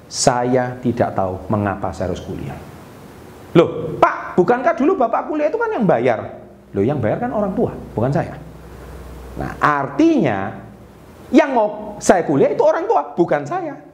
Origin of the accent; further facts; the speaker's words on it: Surabaya, East Java, Indonesia; Dan saya dari Surabaya, pembicaranya di Jakarta.